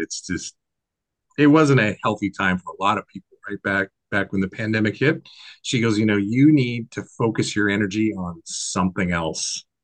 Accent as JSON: {"language": "English", "region": "Washington", "country": "United States", "tie": "born or raised there", "said": "I'm born and raised in Washington State"}